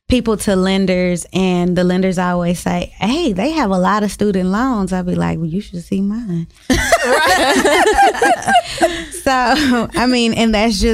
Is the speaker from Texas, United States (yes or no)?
yes; Dallas, Texas, United States; I'm from Dallas and I'm from Oak Cliff